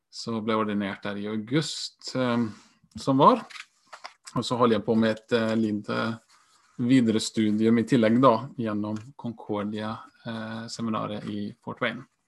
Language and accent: Norwegian; Iceland; moved away as an adult; also born or lived in Sweden; now in Norway; Jeg er halvt islandsk også, født og oppvokst.